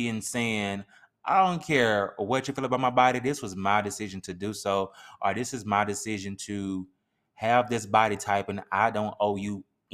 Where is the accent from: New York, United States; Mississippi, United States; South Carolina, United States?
Mississippi, United States; we can only speak from Mississippi because we're from Mississippi